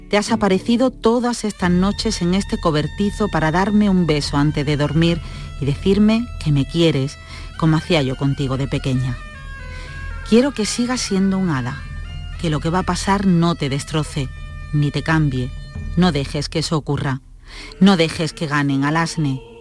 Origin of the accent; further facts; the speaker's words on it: Basque Country, Spain; mucha épica de lo diferentes que somos los vascos, tan antiguos, tan ancestrales, perdidos en la noche de los tiempos.